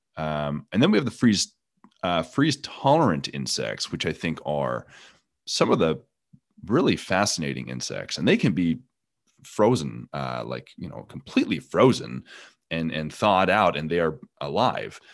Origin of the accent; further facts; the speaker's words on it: Canada; now in East Texas, United States; I'm originally from Canada